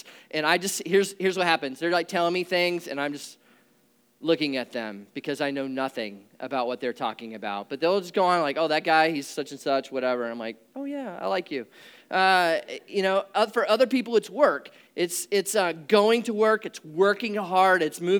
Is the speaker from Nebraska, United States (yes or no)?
yes; Nebraska, United States; But growing up in Nebraska was good. It was a good place to grow up.